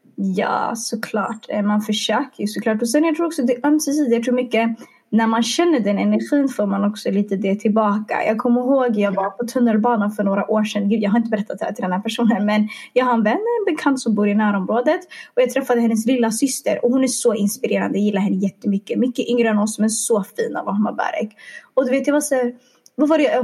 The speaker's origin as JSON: {"language": "Swedish", "town": "Stockholm", "region": "Stockholm County", "country": "Sweden", "said": "jag är från Stockholm"}